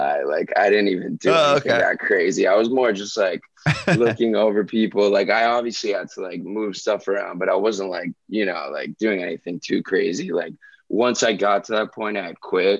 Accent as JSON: {"language": "English", "town": "Miami", "region": "Florida", "country": "United States", "tie": "born or raised there", "said": "growing up in Miami"}